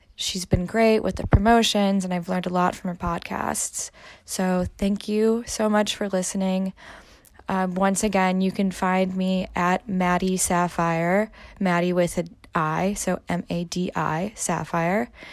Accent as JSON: {"language": "English", "region": "Midwest", "country": "United States", "also_born_or_lived": "Germany", "moved": "as an adult", "said": "I'm originally from the Midwest and I moved to Germany to live there for quite a long time"}